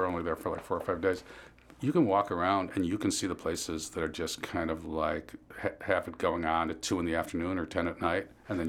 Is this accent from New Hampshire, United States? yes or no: no; Chicago, Illinois, United States; I grew up in Lakeview